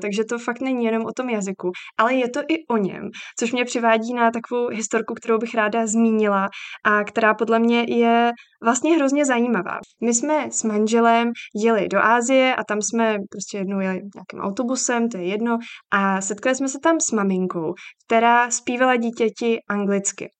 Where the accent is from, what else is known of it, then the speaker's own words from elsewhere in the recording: Czechia; u nás v Čechách